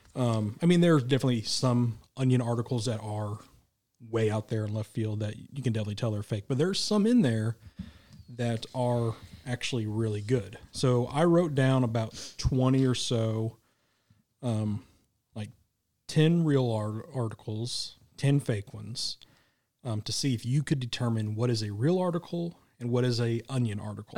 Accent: Midwest, United States; I'm from the Midwest. I lived in Tornado Alley my whole life

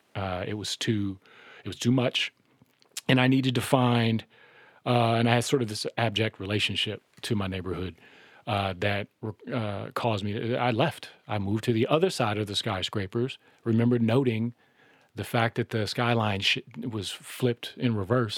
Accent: Minneapolis, Minnesota, United States; I was born in the Sumner housing projects in 1978

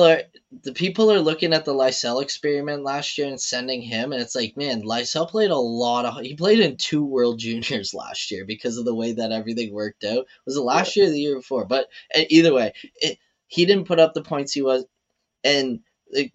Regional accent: Canada; as a Canadian

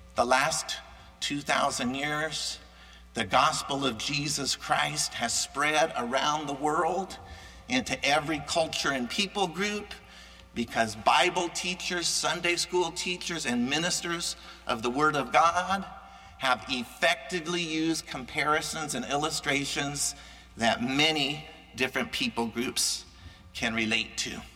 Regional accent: United States; as an American

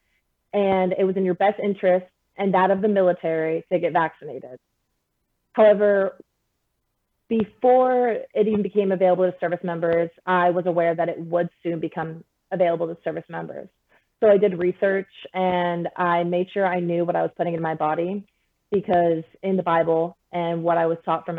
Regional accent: United States; the country that I was blessed to be in and the one I was able to be born

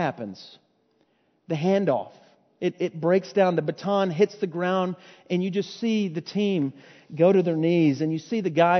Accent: Fort Worth, Texas, United States; I was born and raised in Fort Worth

